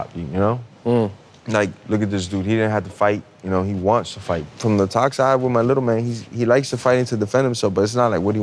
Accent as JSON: {"language": "English", "town": "Miami", "region": "Florida", "country": "United States", "tie": "born or raised there", "said": "growing up in Miami"}